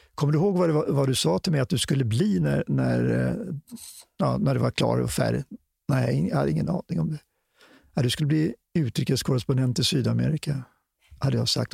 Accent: Stockholm, Stockholm County, Sweden; jag varit upp, född och uppvuxen i Stockholm

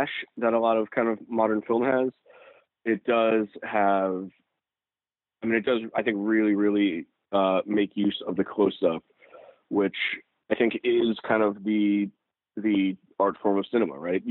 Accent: New York City, New York, United States; I grew up in New York City

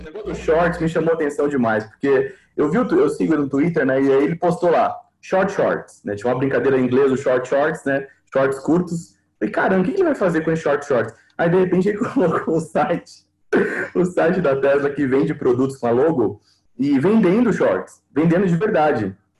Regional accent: Brazil; a gente tem um pouco disso como brasileiro

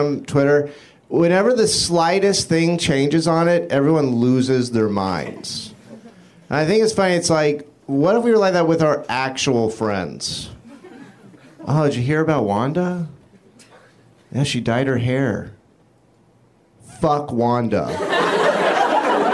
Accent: Florida, United States; now in California, United States; I'm originally from Florida

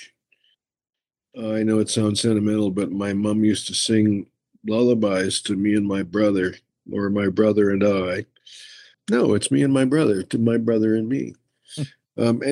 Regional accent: Winnipeg, Manitoba, Canada; I was born in Winnipeg, Manitoba.

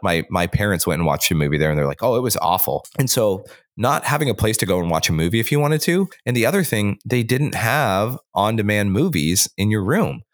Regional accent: Washington, United States; grew up in Washington State

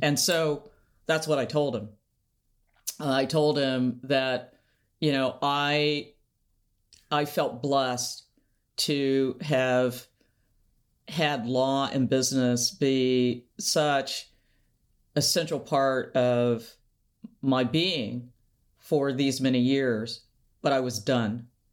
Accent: Seattle, Washington, United States; we're both from Seattle

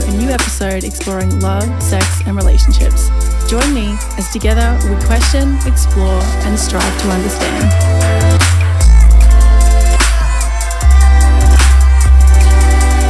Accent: Melbourne, Victoria, Australia; my hometown of Melbourne, Australia

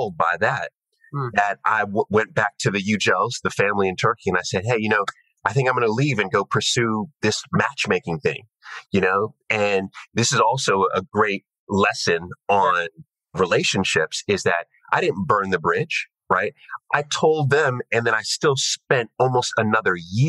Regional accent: New York City, New York, United States; also born or lived in United Kingdom; I grew up in New York, but I always wanted to be a businessman, you know? Growing up in Queens, Jamaica, Queens

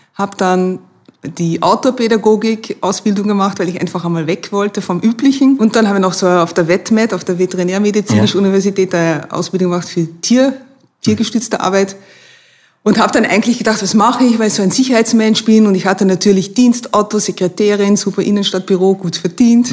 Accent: Maastricht, Limburg, Netherlands; German is a second language; moved away as an adult; now in Vienna, Austria; Ich komme aus Maastricht, also wo die Maastricht-Verträge

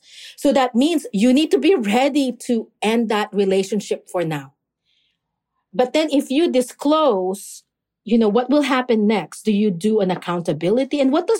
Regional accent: Philippines; especially like in the Filipino community, because I am Filipino.

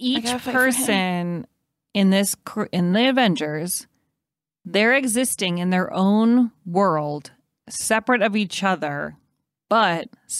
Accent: Evanston, Illinois, United States; I'm from Evanston, Illinois.

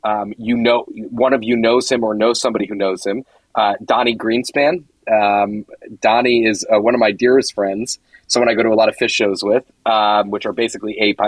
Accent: Stamford, Connecticut, United States; Yeah, I'm from Connecticut, from Stamford, Connecticut, which is a relatively large and vibrant Jewish community. I did go to day school. I went to Bicultural Day School in Stamford, which is kindergarten through eighth grade.

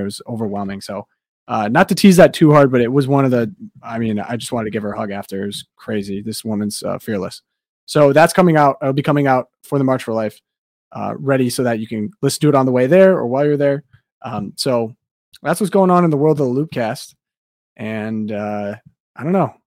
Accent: Detroit, Michigan, United States; I am from the Metro Detroit area

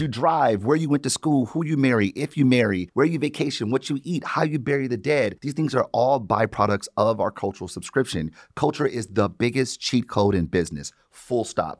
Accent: Detroit, Michigan, United States; Born and raised in Detroit

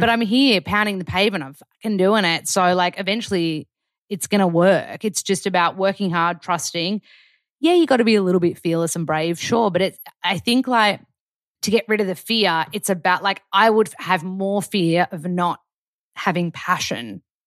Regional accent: Australia; moved away as an adult; now in United States; being an Australian

